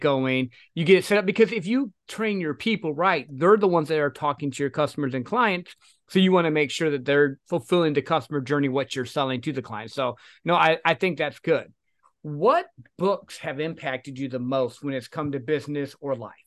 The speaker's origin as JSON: {"language": "English", "region": "Michigan", "country": "United States", "moved": "yes", "lives_now": "Texas, United States", "said": "I'm originally from Michigan, though. So, like, I'm used to the snow."}